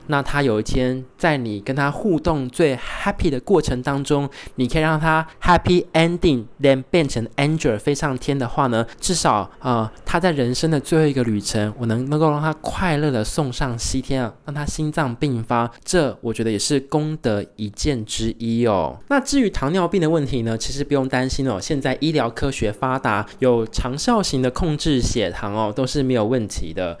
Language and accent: Chinese; Taiwan; now in Australia; 所以身为台湾人